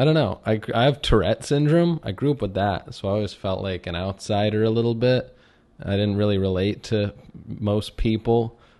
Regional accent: Chevy Chase, Maryland, United States; Yeah, I grew up in Chevy Chase, Maryland, which is right on the border of the city, which is funny because Chevy Chase, Maryland

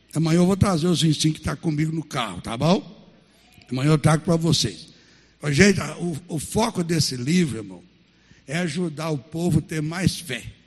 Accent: Baldim, Minas Gerais, Brazil; moved away; Aí, aonde eu nasci, que chama até hoje São Vicente, é o município de uma cidade chamada Baldim. É, perto de Sete Lagoas, 40 quilômetros, onde eu nasci.

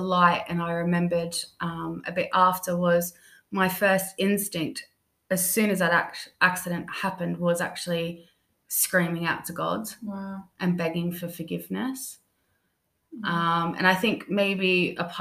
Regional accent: Australia; moved away as an adult; now in London, United Kingdom; I'm originally born in Australia, and then I've spent the past 5 years here living in London

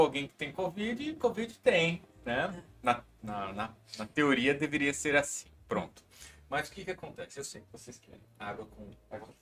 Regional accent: Brazil; como bom brasileiro

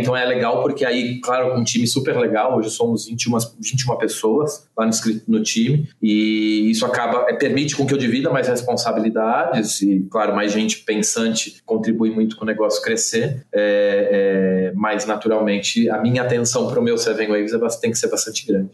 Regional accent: Santos, São Paulo, Brazil; eu sou santista, né, nascido, criado a vida inteira em Santos

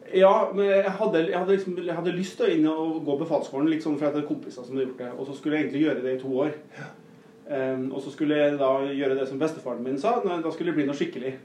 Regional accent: Nordmøre, Møre og Romsdal, Norway; also born or lived in Northern Norway; now in Rena, Norway; er jeg nordmøring

